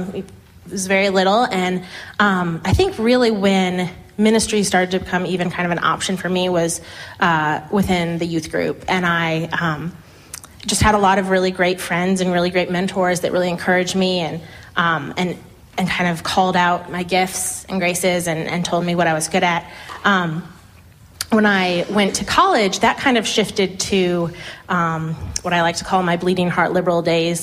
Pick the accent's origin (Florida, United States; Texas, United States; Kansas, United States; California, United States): Florida, United States; Tampa; moved away as an adult; now in Durham, United States; I was raised in Tampa, Florida.